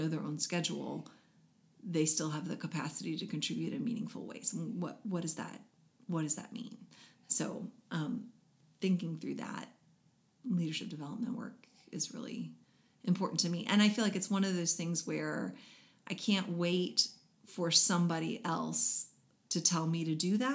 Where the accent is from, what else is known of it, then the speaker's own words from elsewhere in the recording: United States; as American Christians